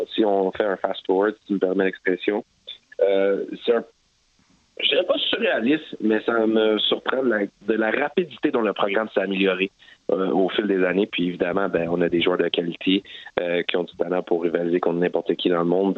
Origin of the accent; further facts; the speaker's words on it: Montreal, Quebec, Canada; moved away as an adult; now in Vancouver, Canada; je suis montréalais